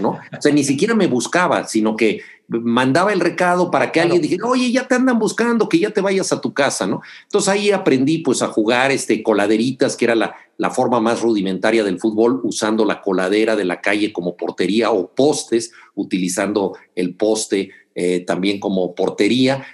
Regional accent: Mexico City, Mexico; salí a jugar primero en el barrio de Miscuac, donde nací, aquí en la Ciudad de México, y posteriormente en la colonia del Valle

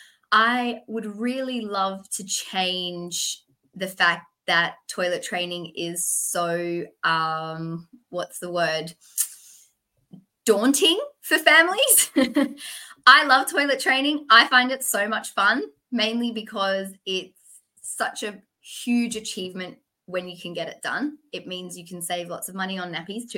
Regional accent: Perth, Western Australia, Australia; I am from Perth, Western Australia

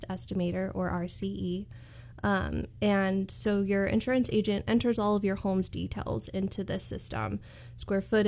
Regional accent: Bakersfield, California, United States; I was born and raised in Bakersfield

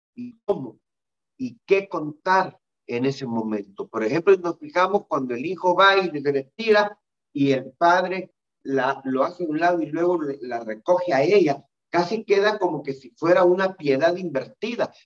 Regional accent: El Salvador; lo que me está pasando en mi país

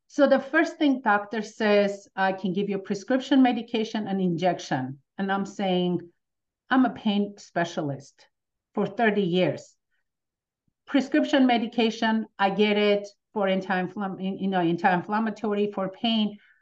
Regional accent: Armenia; now in United States; coming from Armenia, as soon as with my family, we moved

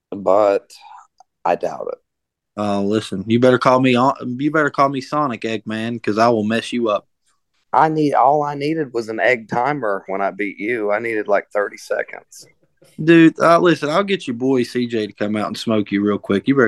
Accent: Buffalo, New York, United States; I'm from the wrong side, side of, of Buffalo.

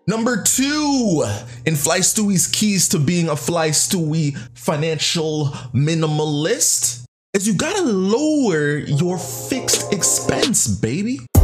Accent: Canada; I'm Canadian

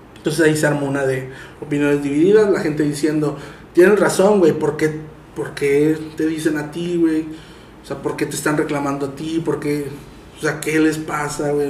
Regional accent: Tampico, Tamaulipas, Mexico; yo soy de Tampico

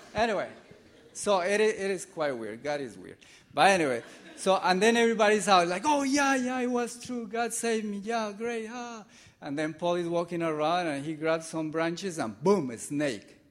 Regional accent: Colombia; moved away; I'm from Colombia

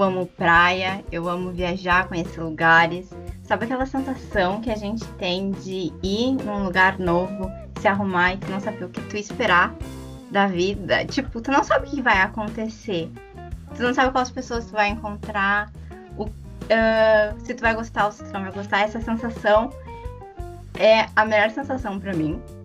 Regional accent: Porto Alegre, Rio Grande do Sul, Brazil; sou de Porto Alegre

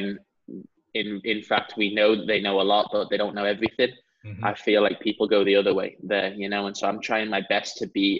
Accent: San Diego, California, United States; also born or lived in Salford, England; I'm in San Diego, California.

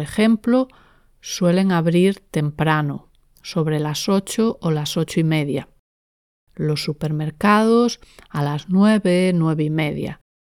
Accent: Spain; en España en general usamos la palabra mediodía

